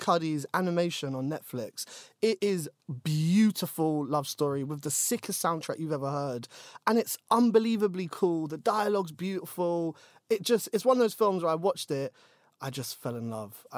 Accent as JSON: {"language": "English", "region": "London", "country": "United Kingdom", "tie": "born or raised there", "said": "I grew up in Shepherd's Bush"}